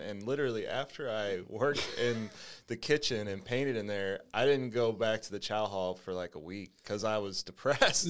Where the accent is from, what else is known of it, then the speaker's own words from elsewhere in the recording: St. Louis, Missouri, United States; also born or lived in Jennings / Bridgeton; I grew up in Saint Louis